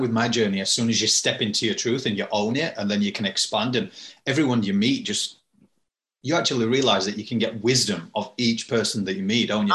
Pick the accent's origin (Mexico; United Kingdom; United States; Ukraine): United Kingdom; I'm British